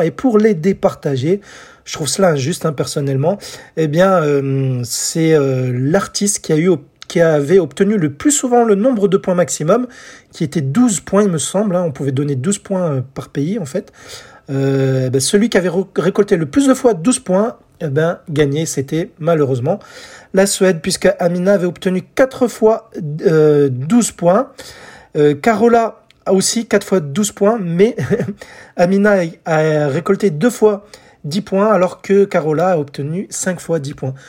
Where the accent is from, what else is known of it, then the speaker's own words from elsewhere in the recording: France; chez nous en France